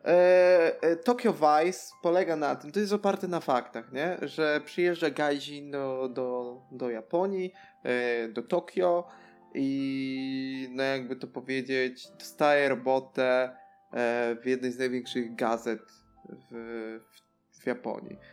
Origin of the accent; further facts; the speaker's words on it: Tricity, Pomeranian Voivodeship, Poland; z moich stron, tutaj z Trójmiasta.